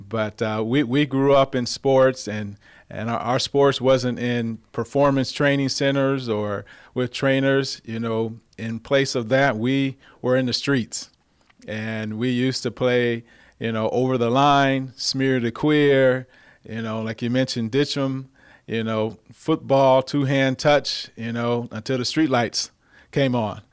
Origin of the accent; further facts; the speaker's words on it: Cerritos, California, United States; I grew up in Southern California here in Cerritos area